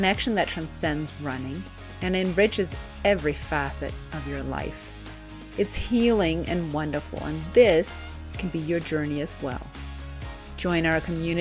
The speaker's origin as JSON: {"language": "English", "town": "Ten Sleep", "region": "Wyoming", "country": "United States", "tie": "born or raised there", "said": "I host epic ChiRunning retreats for women in my hometown of Tensleet, Wyoming"}